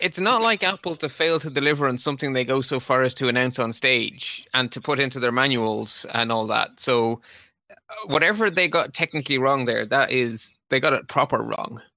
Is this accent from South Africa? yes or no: no; Ireland; I'm Irish